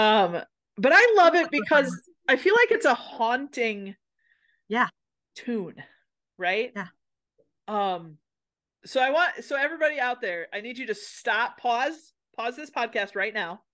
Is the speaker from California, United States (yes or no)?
no; Minnesota, United States; I'm from a place in Minnesota where they have lutefisk things.